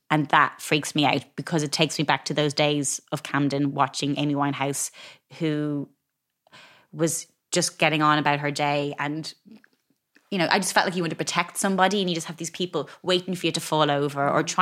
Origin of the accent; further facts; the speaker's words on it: Ireland; But I think growing up in Ireland